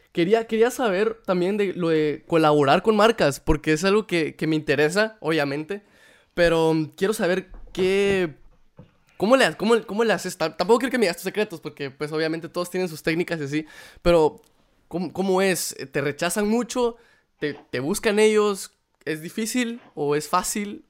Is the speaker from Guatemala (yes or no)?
yes; Guatemala; moved away; como cualquier guatemalteco